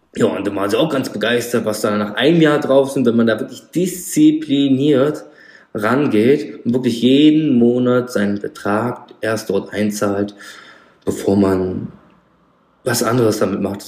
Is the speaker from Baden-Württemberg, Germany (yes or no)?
no; Frankfurt am Main, Darmstadt, Rhine-Main area, Hesse, Germany; ich komme hier aus Frankfurt am Main, Darmstadt, also Rhein-Main-Gebiet